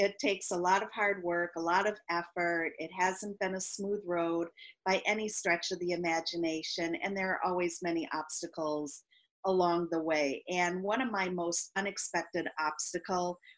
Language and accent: English; Midwest, United States; moved away as an adult; also born or lived in Philadelphia / New York City; now in Maryland, United States; I grew up in the Midwest